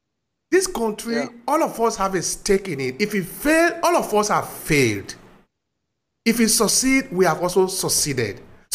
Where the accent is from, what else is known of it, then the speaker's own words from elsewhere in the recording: Nigeria; And I remember, as I was growing up in Nigeria, this is something that had been happening since then